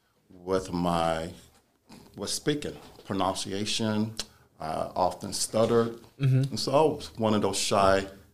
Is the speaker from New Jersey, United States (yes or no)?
no; San Diego, California, United States; when I was just a young boy, black boy, growing up in San Diego, California.